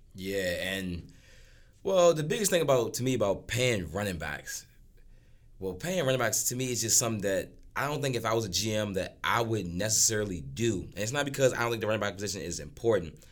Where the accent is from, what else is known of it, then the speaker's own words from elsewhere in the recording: Washington, District of Columbia, United States; I'm from Washington, D C.